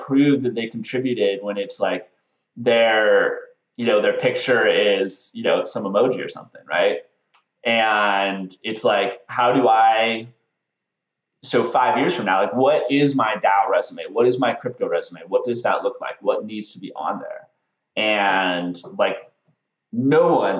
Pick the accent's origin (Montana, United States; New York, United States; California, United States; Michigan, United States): Montana, United States; Butte; moved away; I'm from Montana. I'm from a small town in Montana, Butte, Montana.